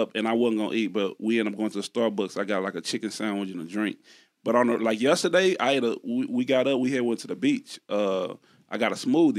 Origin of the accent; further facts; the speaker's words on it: Texas, United States; I'm from Texas.